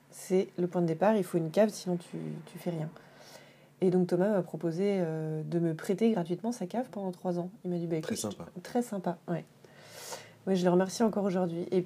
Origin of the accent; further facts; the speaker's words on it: Dijon, Bourgogne-Franche-Comté, France; moved away as an adult; also born or lived in Paris / Le Havre; Mais, euh, non, moi je suis née à Paris. Ensuite, on a vécu un peu au Havre. Et ensuite, j'ai fait ma scolarité collège-lycée à Dijon.